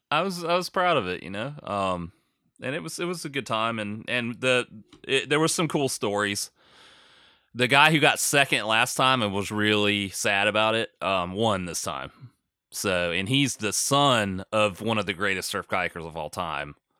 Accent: United States; I'm American

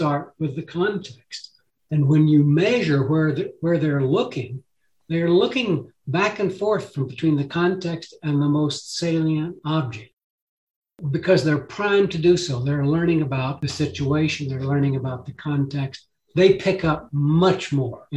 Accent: El Paso, Texas, United States; now in Tucson, United States; I grew up in El Paso

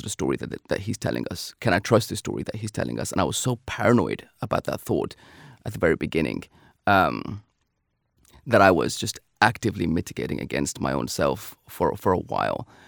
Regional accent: United Kingdom; being a British Pakistani

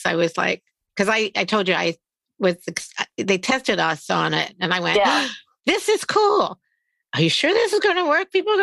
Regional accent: Maryland, United States; moved away; I grew up in Maryland

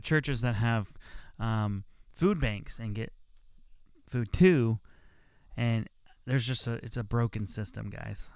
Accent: United States; as an American

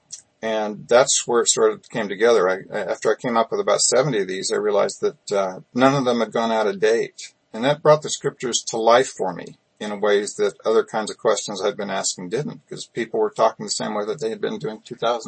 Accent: Utah, United States; I grew up in Utah

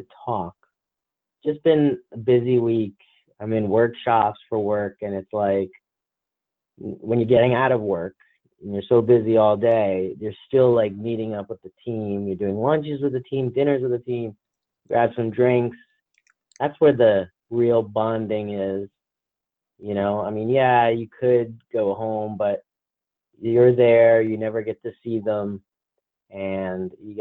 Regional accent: New Jersey, United States; accent: New Jersey; my New Jersey accent

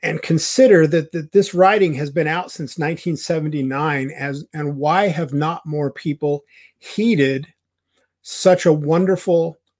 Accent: United States; the responsibility that we have as American citizens

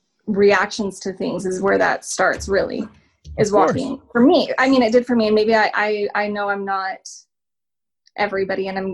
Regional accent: Salt Lake City, Utah, United States; I'm from Salt Lake.

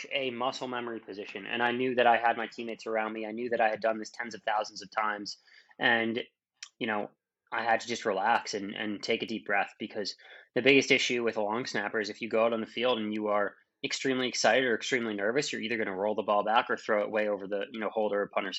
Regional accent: Massachusetts outside of Boston, United States; born in Massachusetts outside of Boston. You know, normal childhood.

